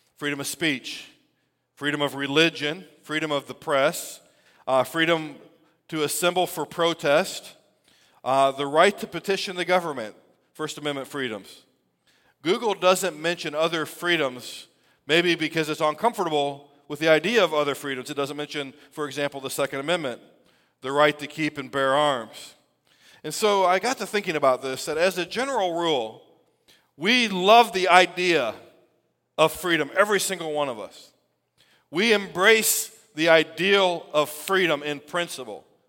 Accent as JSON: {"language": "English", "country": "United States", "said": "we celebrate our freedom as an American people"}